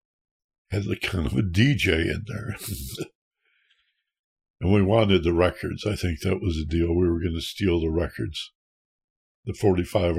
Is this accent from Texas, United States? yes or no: no; Michigan, United States; where I grew up in Michigan